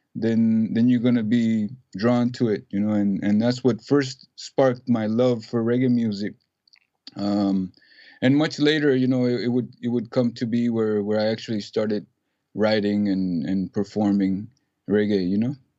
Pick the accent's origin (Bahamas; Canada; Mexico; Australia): Mexico; Ciudad Juárez, Chihuahua; now in Texas, United States; I grew up in Juarez